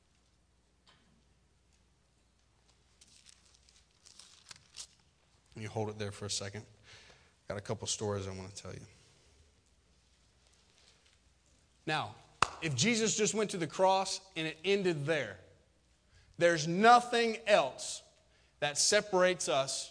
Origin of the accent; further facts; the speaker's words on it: Florida, United States; farming culture, which I come from because I'm from Florida. So we grow citrus and stuff down there